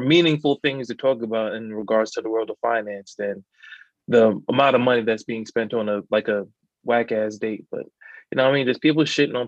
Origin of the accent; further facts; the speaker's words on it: New York, United States; I'm from New York